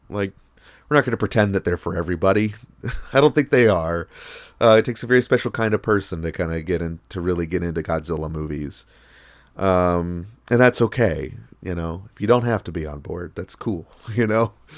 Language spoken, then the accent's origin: English; United States; as an American